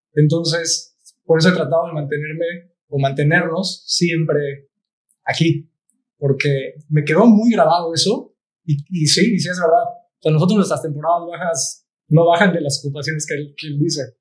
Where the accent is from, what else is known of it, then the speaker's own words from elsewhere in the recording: Cancún, Quintana Roo, Mexico; also born or lived in Playa del Carmen; yo soy de Cancún y muchas de mis amistades son de Cancún